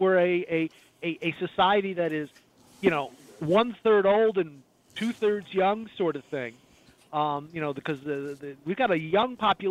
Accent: Chicago, Illinois, United States; And I grew up in the Midwest. I grew up in the Chicago area.

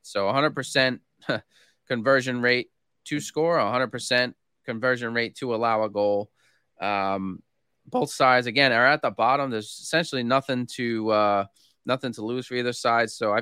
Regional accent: Rhode Island, United States; my home state, which is actually the smallest state in the country.

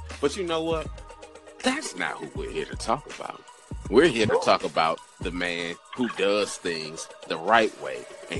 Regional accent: Nigeria; You know, I am unashamedly Nigerian and unashamedly biased towards my fighters.

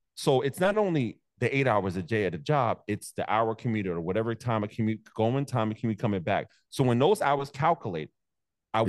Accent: New York City, New York, United States; also born or lived in Staten Island, New York; I'm originally from Brooklyn

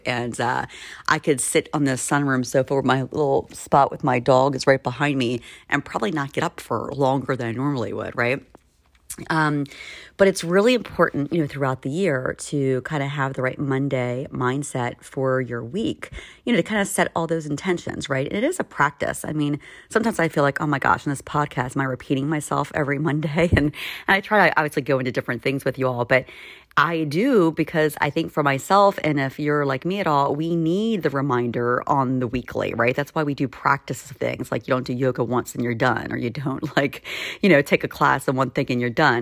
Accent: Maryland, United States; now in Philadelphia, United States; where I grew up in Maryland

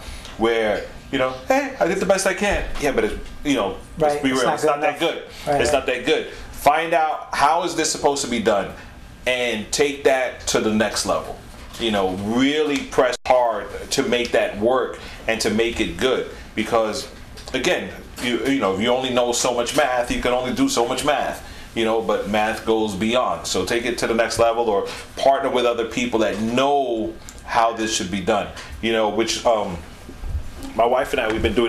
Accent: New York, United States; I mean, I'm from New York. I want everybody to support me, right?

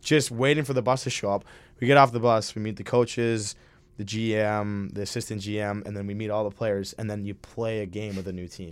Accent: Minnesota, United States; I'm from Minnesota

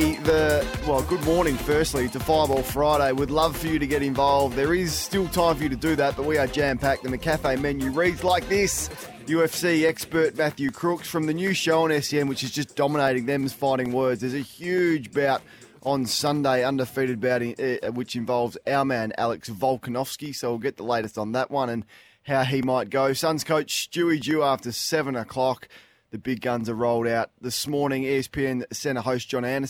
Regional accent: Australia; A lot of us Australians

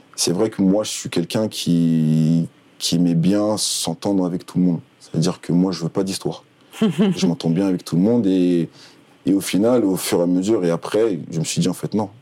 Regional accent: Paris, Île-de-France, France; moved away as an adult; je suis parisien

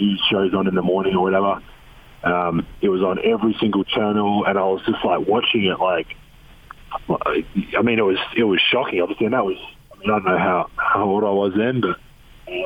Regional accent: Australia; now in United States; I'm Australian

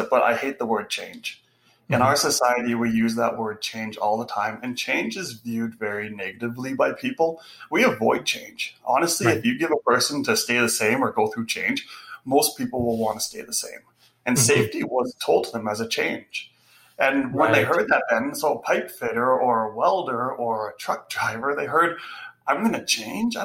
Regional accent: Canada; we're Canadian

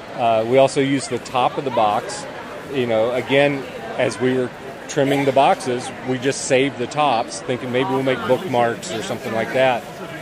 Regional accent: North Carolina, United States; I'm from North Carolina.

